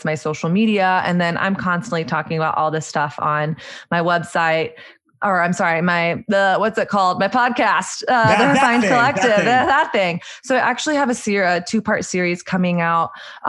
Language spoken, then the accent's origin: English; Southern United States, United States; It's my journey of growing up in Southern conservative culture and learning a set of narratives about my body, about sex, intimacy, dating